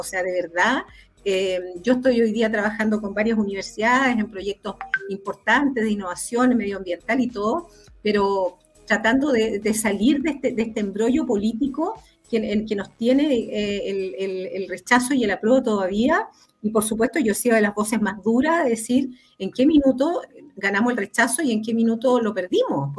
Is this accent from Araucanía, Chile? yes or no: yes; Araucanía, Chile; nosotros que somos de la Araucanía